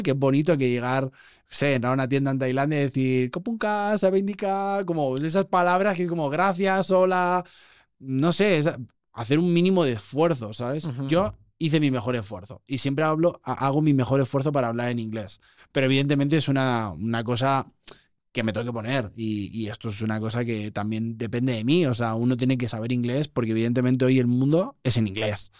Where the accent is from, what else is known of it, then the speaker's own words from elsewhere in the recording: Barcelona, Catalonia, Spain; moved away as an adult; now in Mexico; yo además soy de Barcelona